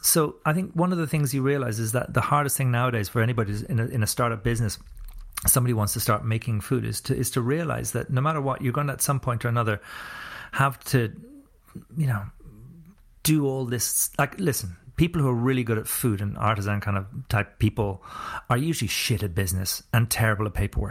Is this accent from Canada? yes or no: no; Ireland; also born or lived in New Zealand